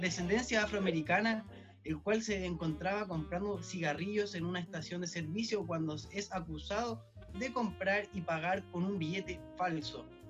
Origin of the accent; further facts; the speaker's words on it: Chile; nuestro país, de Chile